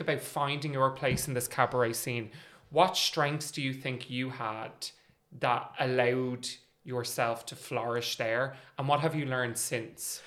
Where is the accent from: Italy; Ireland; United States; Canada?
Ireland; also born or lived in London; we're a small country, we're a small scene